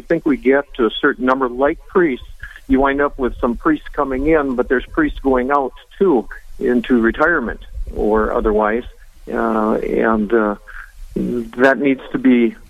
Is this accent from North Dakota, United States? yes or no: yes; North Dakota, United States; also born or lived in Park River, North Dakota / Finley-Sharon, North Dakota / Jamestown, North Dakota; I grew up in Dusleyville, North Dakota, St. Luke's. Went to high school in Park River